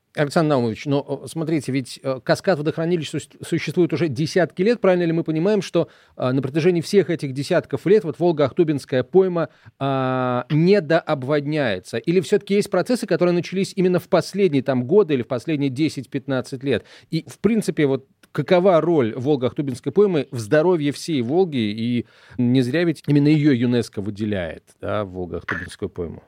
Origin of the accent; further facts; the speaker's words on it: near Saratov, Middle Volga, Saratov Oblast, Russia; я вырос на Волге, правда, на Волге средней, под Саратовом